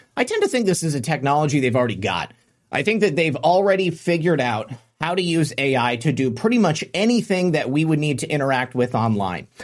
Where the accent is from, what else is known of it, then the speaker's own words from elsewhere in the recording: Florida, United States; my home state of Florida